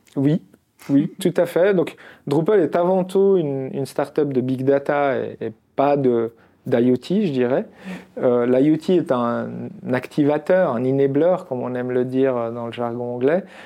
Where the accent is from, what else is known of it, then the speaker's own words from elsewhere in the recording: Constantine, Constantine Province, Algeria; now in Lausanne, Switzerland; je suis né en Algérie, je suis né à Constantine